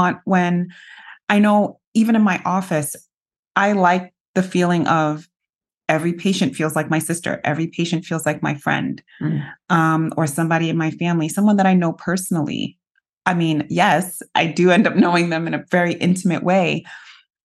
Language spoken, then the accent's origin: English; New York City, New York, United States; I grew up in New York City.